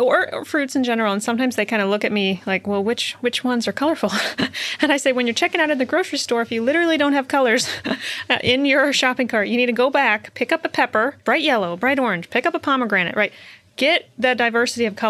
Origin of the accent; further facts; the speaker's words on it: Iowa, United States; I'm from Iowa